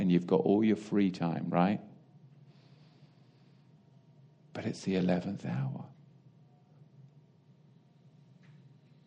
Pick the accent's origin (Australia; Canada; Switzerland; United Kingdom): United Kingdom; England; now in United States; It's just the way I was raised. I'm English.